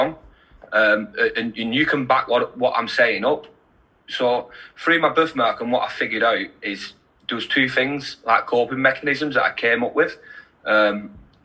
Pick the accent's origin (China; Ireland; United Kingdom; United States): United Kingdom; Wigan, North West England; I'm from Wigan, and rugby league's massive in Wigan. So I've played it all my life since I was 4 years old.